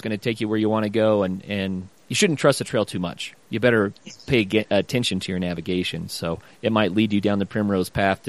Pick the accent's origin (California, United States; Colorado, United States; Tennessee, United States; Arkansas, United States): Colorado, United States; I'm from Colorado.